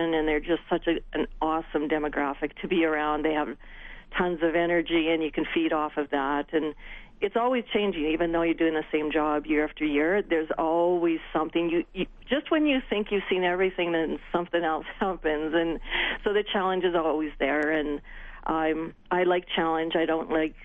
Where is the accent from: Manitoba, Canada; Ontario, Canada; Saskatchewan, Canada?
Saskatchewan, Canada; Regina; the University of Regina, ironically, which is my hometown.